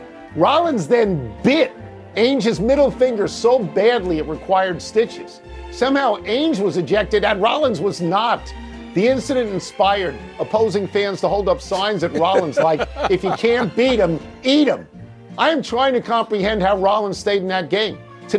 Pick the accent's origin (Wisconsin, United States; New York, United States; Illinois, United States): New York, United States; Long Island; now in Washington, United States; I grew up in Long Island.